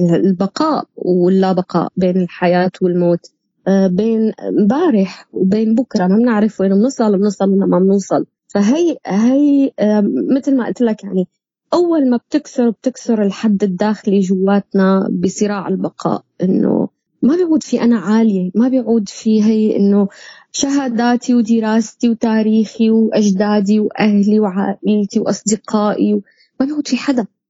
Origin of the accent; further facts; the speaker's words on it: Syria; moved away; نحن كسوريين